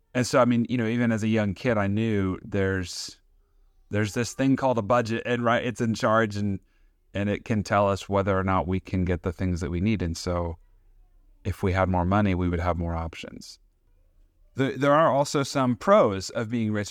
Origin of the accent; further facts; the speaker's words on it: United States; as an American citizen with a nice paying job